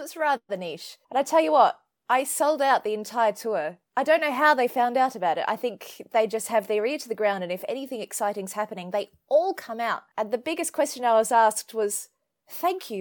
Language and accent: English; Australia; growing up in Australia